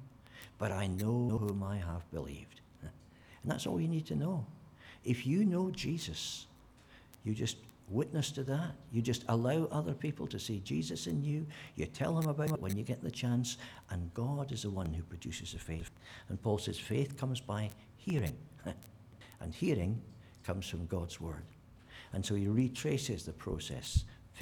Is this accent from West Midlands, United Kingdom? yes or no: no; Scotland, United Kingdom; being a Scot